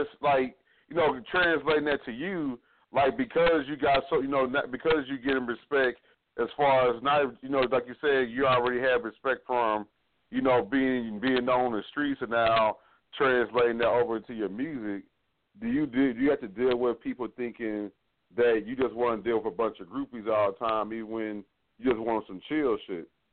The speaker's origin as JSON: {"language": "English", "town": "Fort Worth", "region": "Texas", "country": "United States", "said": "I'm from Fort Worth"}